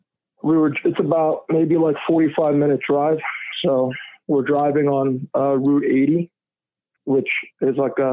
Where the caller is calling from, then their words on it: New Jersey, United States; I'm actually calling from New Jersey.